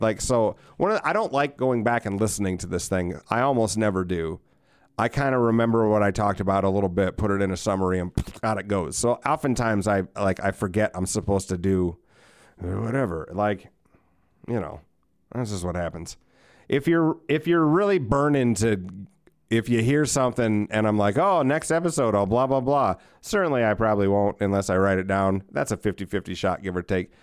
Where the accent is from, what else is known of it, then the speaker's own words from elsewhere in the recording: United States; as an American